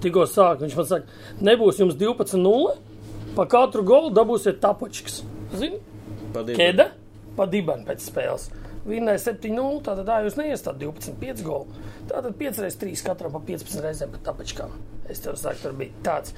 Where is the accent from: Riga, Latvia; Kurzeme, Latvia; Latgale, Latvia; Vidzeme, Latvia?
Riga, Latvia; Es no Rīgas visu mūžu esmu bijis rīznieks